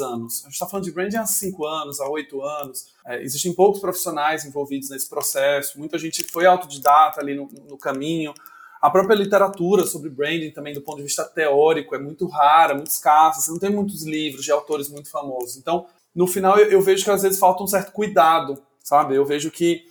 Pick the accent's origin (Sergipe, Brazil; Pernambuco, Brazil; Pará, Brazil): Sergipe, Brazil; moved away as an adult; now in São Paulo, Brazil; sou sergipano, trabalho há nove anos é, em São Paulo